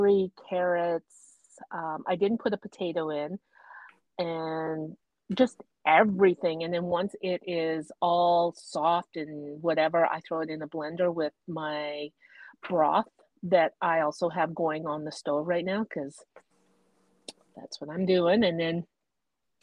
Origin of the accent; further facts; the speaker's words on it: Northwest Territories, Canada; moved away; growing up in the Northwest Territories where I would get to school and then I would start seeing the sun coming up